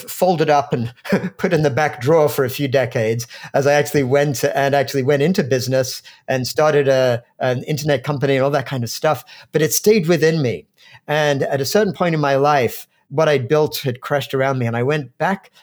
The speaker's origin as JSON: {"language": "English", "region": "England", "country": "United Kingdom", "tie": "born or raised there", "also_born_or_lived": "New York", "moved": "as an adult", "lives_now": "United States", "said": "I grew up in England"}